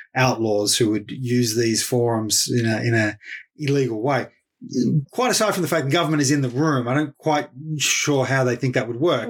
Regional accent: Ballarat, Victoria, Australia; Fed Uni, the local university uh, of my hometown, Ballarat

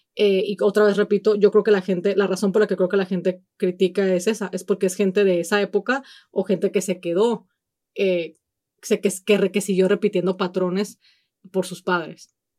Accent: Mexico; si somos mexicanos, venimos obviamente de un, de una cultura sumamente machista

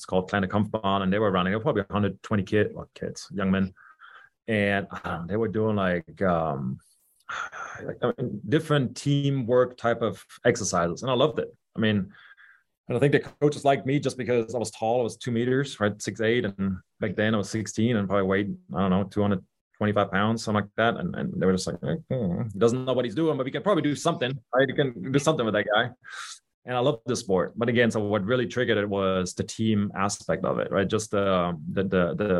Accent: Düsseldorf, North Rhine-Westphalia, Germany; moved away; I was born and raised in Germany, in Düsseldorf

